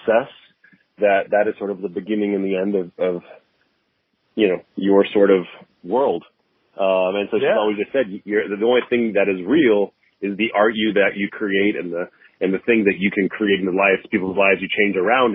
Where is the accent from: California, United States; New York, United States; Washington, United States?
California, United States; San Diego; also born or lived in Long Beach / Los Angeles; I grew up in San Diego, born and raised